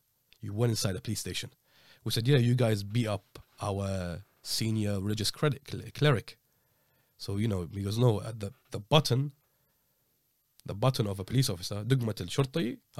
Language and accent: English; United Kingdom; because we said we're British